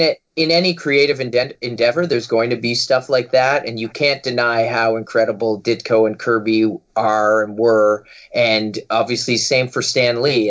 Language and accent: English; Halifax, Nova Scotia, Canada; my hometown of Halifax, Nova Scotia